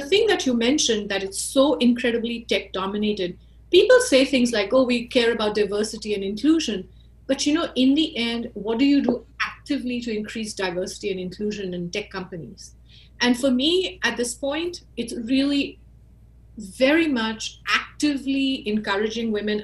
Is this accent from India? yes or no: yes; India; moved away as an adult; also born or lived in Silicon Valley, United States; now in United States; when I was growing up in India